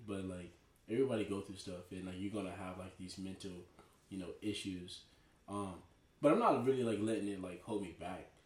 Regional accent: Dallas, Texas, United States; also born or lived in Tulsa, Oklahoma; now in Jacksonville, United States; I'm from Dallas, Texas.

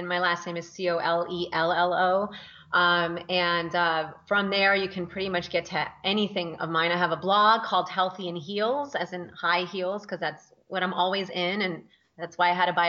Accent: Northern Virginia, United States; moved away as an adult; also born or lived in Colombia / Washington, D.C.; now in California, United States; we moved to Northern Virginia

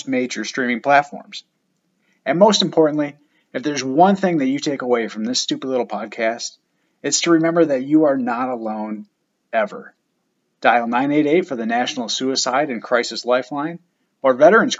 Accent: Michigan, United States; moved away; Where I grew up in Michigan

